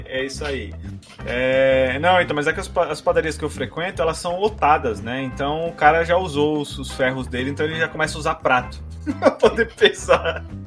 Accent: Baixada Santista, São Paulo, Brazil; moved away as an adult; now in São Paulo, Brazil; eu sou caiçara fake, né? Então morei na Baixada Santista por maior parte da minha vida e me mudei para São Paulo

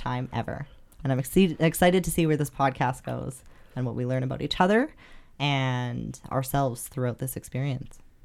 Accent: Calgary, Alberta, Canada; born and raised in Calgary, Alberta, in Canada

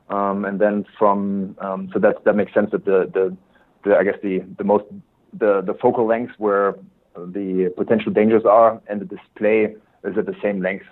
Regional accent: Germany; English is a second language; moved away as an adult; also born or lived in Switzerland; now in United States; born and raised in Germany. My accent probably gives me away right away

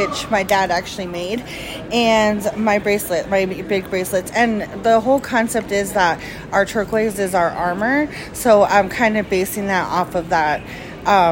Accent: New Mexico, United States; I'm from the Navajo Nation, New Mexico

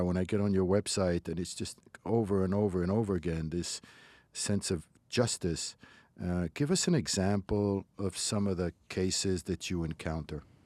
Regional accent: Morocco; now in United States; where I grew up in Morocco

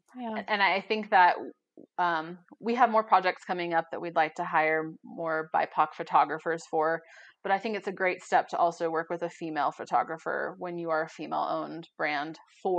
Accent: Boulder, Colorado, United States; I grew up in Boulder, very white, moved to Durango, also very white.

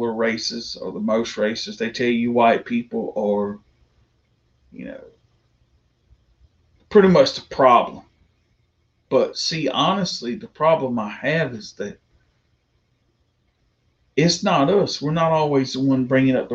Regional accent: the South, United States; I'm a proud Southerner. I was born and raised in the South.

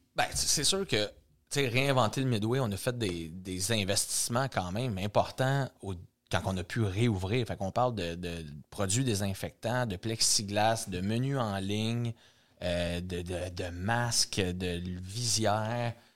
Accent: Saint-Jean-sur-Richelieu, Quebec, Canada; on est à Saint-Jean-sur-Richelieu, c'est ma ville natale

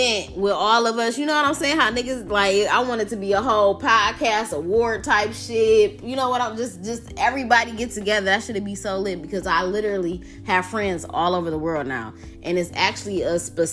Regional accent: Detroit, Michigan, United States; I'm from Detroit. Every nigga from Detroit got hustle in their blood

